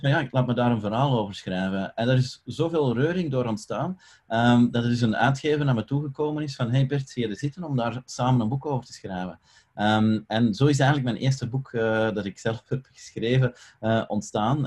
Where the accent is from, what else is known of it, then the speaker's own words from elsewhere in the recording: Belgium; ik ben Belg